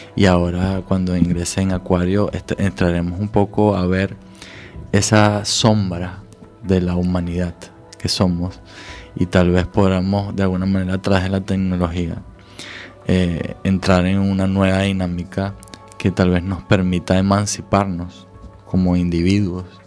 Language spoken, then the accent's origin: Spanish; Venezuela; also born or lived in Scandinavia; now in Galicia, Spain; de mi país de origen, de Venezuela